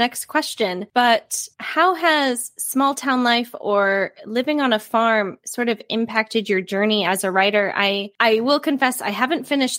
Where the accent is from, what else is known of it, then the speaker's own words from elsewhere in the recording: Wisconsin, United States; moved away; I didn't grow up in a small town, but I grew up in Wisconsin. So similarly, it just felt small.